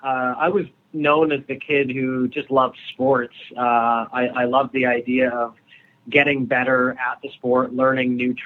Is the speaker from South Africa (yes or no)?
no; Toronto, Ontario, Canada; I grew up in Toronto